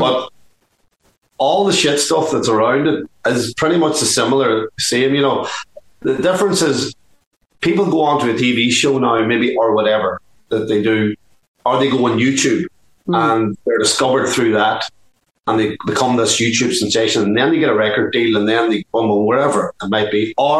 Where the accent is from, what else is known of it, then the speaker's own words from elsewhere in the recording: Dublin, Leinster, Ireland; when we grew up in Dublin